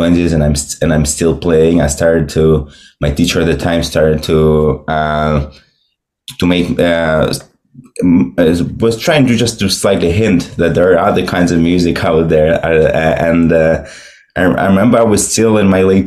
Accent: Moscow, Russia; moved away as an adult; now in Brooklyn, United States; So I was born and raised in Russia, in Moscow.

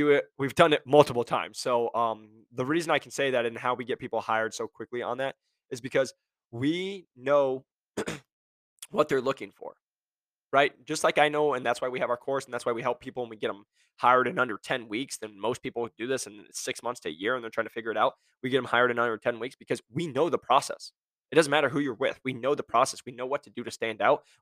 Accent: Iowa, United States; I'm from Iowa, we hunt

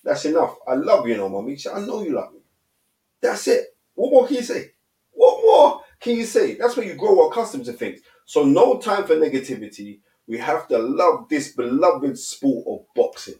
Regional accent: London, United Kingdom; I grew up on Cowley Estate

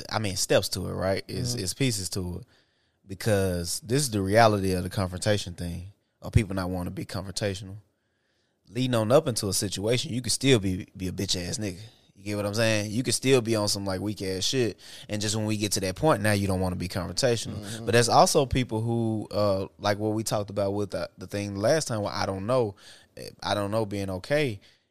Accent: Bolivar, Tennessee, United States; I'm from Bolivar, Tennessee.

